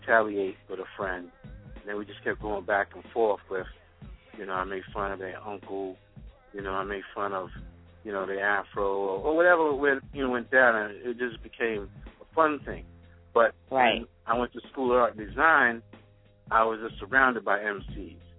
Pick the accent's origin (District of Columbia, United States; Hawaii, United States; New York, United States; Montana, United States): New York, United States; New York City; moved away; also born or lived in Hempstead, Long Island, New York; I'm from Queens. My mother moved out to Long Island to Hempstead. So I used to go to high school from Hempstead